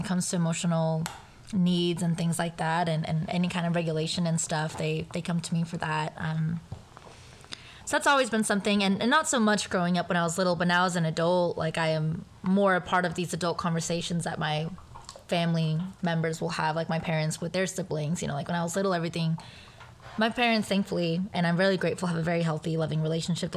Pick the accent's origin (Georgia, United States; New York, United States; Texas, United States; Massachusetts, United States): Texas, United States; Round Rock; also born or lived in El Paso, Texas / Juarez, Mexico; the middle school that I grew up in Round Rock